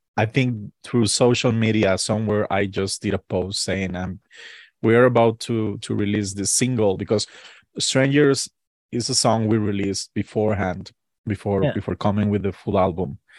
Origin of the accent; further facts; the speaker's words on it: Costa Rica; we're from Costa Rica